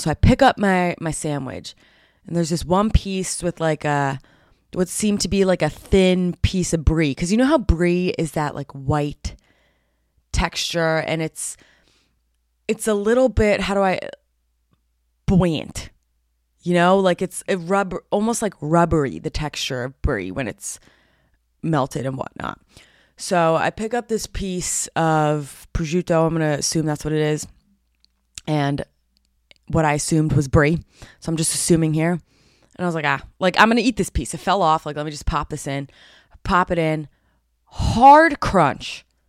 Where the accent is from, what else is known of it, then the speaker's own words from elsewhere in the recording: New Jersey, United States; I'm from Jersey